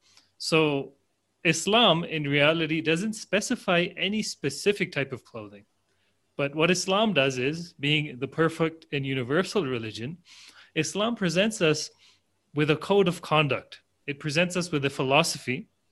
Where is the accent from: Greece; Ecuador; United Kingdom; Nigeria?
Ecuador; But as you said, you're from Jamaica, I am from Ecuador.